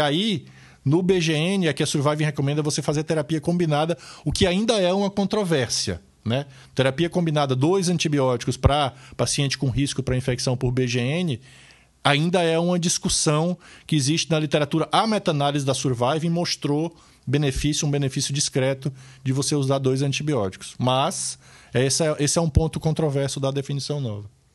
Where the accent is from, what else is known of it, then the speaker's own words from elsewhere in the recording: Ceará, Brazil; moved away; no interior do Ceará, meu estado natal